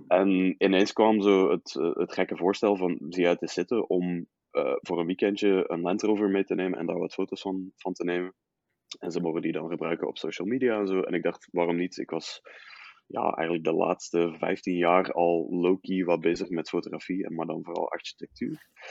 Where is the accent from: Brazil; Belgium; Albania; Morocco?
Belgium; Riemst, Flanders; also born or lived in Utrecht, Netherlands / Leuven / Brussels; now in Ghent, Belgium; geboren in Utrecht, dan vier jaar in Nederland, inderdaad. Eh, vervolgens Belgisch Limburg in Riemst.